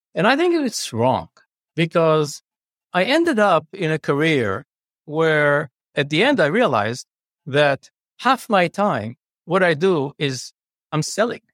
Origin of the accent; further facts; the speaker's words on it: Jerusalem, Jerusalem District, Israel; moved away as an adult; now in Chicago, United States; I grew up in Jerusalem.